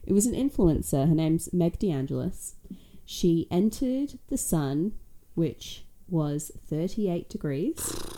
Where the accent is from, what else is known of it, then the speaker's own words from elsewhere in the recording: Australia; also born or lived in Western Australia; as an Australian